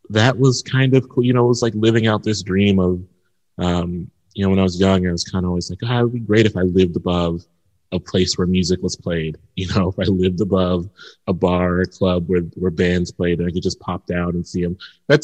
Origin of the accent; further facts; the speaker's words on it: Columbus, Ohio, United States; also born or lived in Connecticut; I'm a Midwesterner and it was very good to come back home